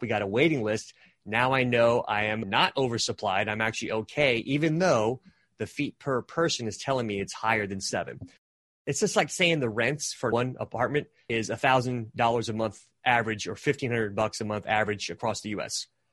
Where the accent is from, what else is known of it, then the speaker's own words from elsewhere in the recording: California, United States; moved away; I'm actually originally from California